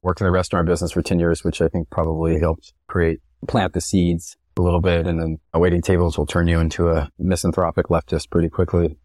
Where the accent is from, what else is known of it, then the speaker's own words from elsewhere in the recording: Texas, United States; moved away; I come from a pretty conservative family, which I suppose is typical of growing up in Texas as a white guy